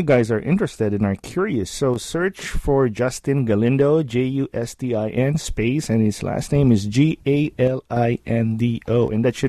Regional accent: Philippines; now in Cleveland, United States; I went to a private Catholic school in the Philippines. That's where I grew up.

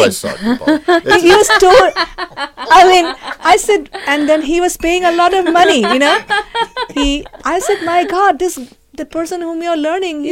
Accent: India; moved away as an adult; now in Columbus, United States; I'm from India

